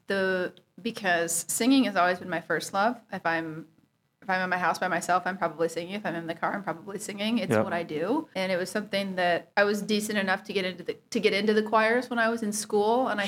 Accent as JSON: {"language": "English", "town": "Waukee", "region": "Iowa", "country": "United States", "tie": "born or raised there", "also_born_or_lived": "Des Moines, Iowa / Portland, Oregon", "moved": "as an adult", "lives_now": "Nashville, United States", "said": "I'm from Waukee, Iowa, which is west of Des Moines"}